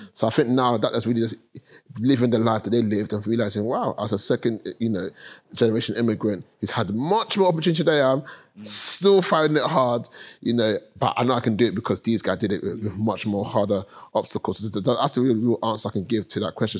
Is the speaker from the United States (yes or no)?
no; London, United Kingdom; I grew up in Hackney, Premier State, two bedroom flat